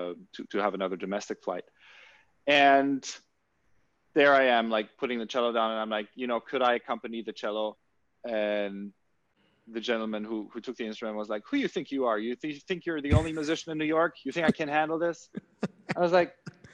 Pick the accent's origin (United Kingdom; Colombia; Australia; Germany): Germany; growing up in Germany